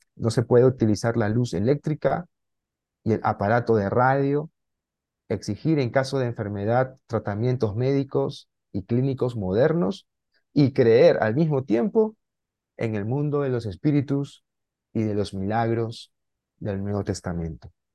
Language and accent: Spanish; Lima, Peru; moved away as an adult; now in Peruvian jungle, Peru; estoy en la selva peruana, soy de Lima